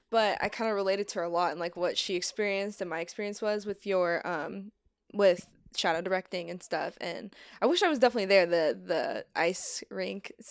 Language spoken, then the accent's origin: English; Missouri, United States; moved away as an adult; now in Torrance, United States; I went to community college for film in the Midwest. I'm from Missouri.